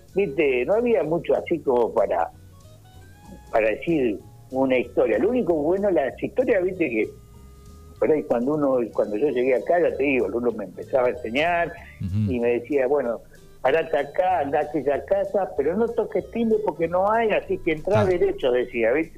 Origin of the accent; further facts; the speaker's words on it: Bahía Blanca, Buenos Aires Province, Argentina; also born or lived in Viedma; yo nací en Bahía